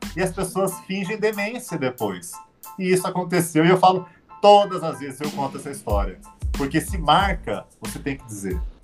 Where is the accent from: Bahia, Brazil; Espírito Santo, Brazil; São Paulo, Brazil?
São Paulo, Brazil; Orlândia; estava numa escola em Orlândia, onde eu nasci, no interior de São Paulo